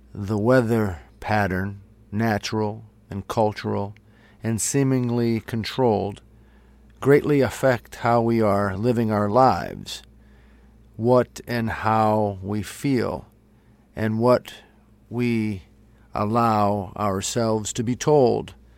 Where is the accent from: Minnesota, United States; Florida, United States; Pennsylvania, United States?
Pennsylvania, United States; northeastern; where I'm from here in northeastern Pennsylvania, I'm from the Northeast as well